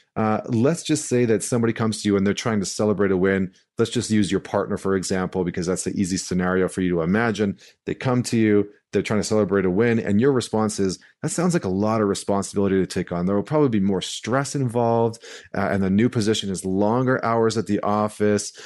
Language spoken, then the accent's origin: English; St. Albert, Alberta, Canada; moved away; I'm coming to you live from Saint Albert, Alberta. I'm back in my hometown, uh, which is right outside of Edmonton